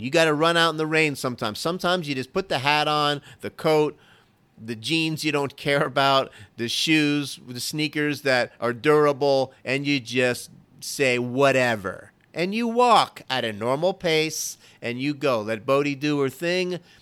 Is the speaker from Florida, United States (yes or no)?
yes; Florida, United States; now in Dallas, United States; I'm originally from Florida